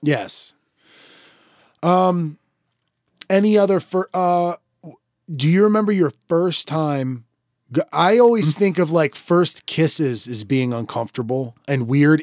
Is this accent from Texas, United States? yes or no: no; Maryland, United States; accent: Maryland; it probably is at least a Maryland sounding voice. We both have a little bit of it at times.